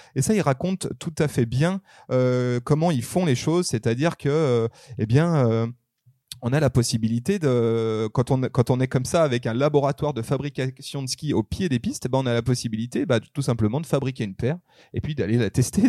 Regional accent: upper Arve valley, Auvergne-Rhône-Alpes, France; je suis né dans la Dynastar Valley, on va dire, c'est-à-dire dans la haute vallée de l'Arve

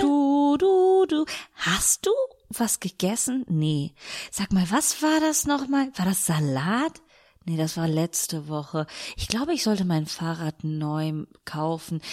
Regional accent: Italy; now in Germany; als Italienerin

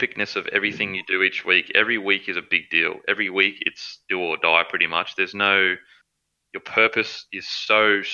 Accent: Queensland, Australia; I'm a Queenslander through and through

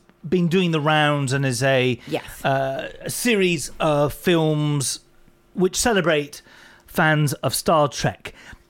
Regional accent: Canada; excuse me, I'm from Canada.

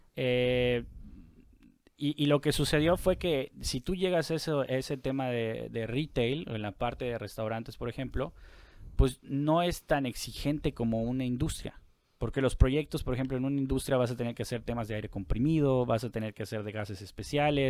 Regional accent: Mérida, Yucatán, Mexico; now in Monterrey, Mexico; soy de La Blanca, Mérida

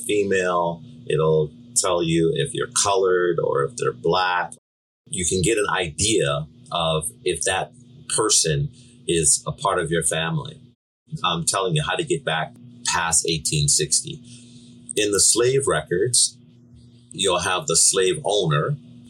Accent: Seattle, Washington, United States; I was born in Seattle

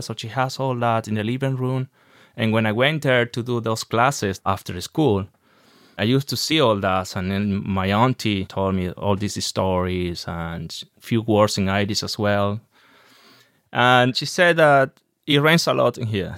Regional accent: Maracay, Aragua, Venezuela; English is a second language; moved away as an adult; now in Ireland; I'm from Venezuela, in a city called Maracay, which is in the north central Venezuela

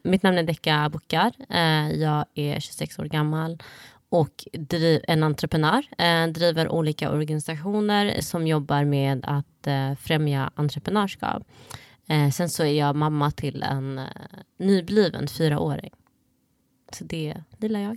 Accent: Sweden; Swedish is a second language; jag kom till Sverige när jag var sju, sju år

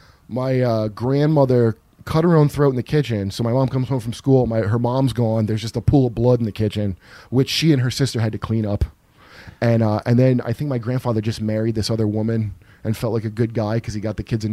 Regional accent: New Jersey, United States; also born or lived in Ohio / North Carolina; No, I grew up in New Jersey mostly, in Ohio, and also in North Carolina a little bit.

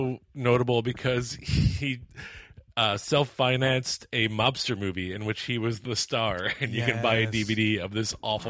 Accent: Philadelphia, Pennsylvania, United States; I'm from Philly, and like that is a city where like no matter what your values are, like you might be super conservative, but you vote Democrat no matter what.

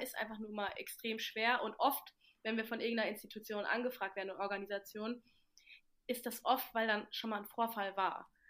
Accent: Mainz, Rhineland-Palatinate, Germany; moved away as an adult; now in Kiel, Germany; Ich komme ja aus der Ecke aus Mainz

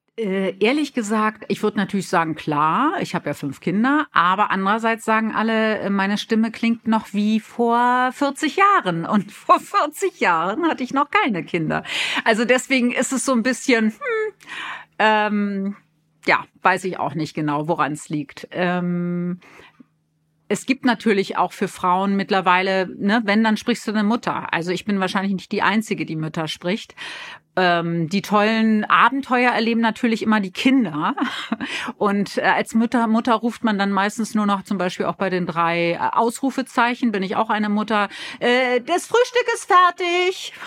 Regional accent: Berlin, Germany; accent: Berlin; moved away; also born or lived in Hamburg; als Berlinerin

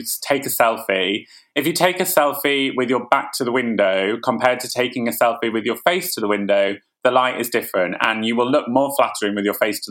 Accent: Ilkley, Yorkshire and the Humber, United Kingdom; moved away; I was born in Ilkley. I used to go to Betty's after school

